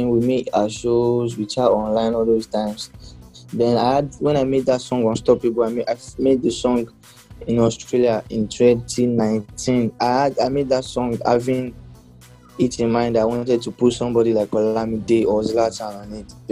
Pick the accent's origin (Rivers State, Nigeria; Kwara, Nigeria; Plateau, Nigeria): Kwara, Nigeria; Ilorin; now in Lagos, Nigeria; But I came from Ilorin like to Lagos with the mindset that oh, I'm coming here to blow.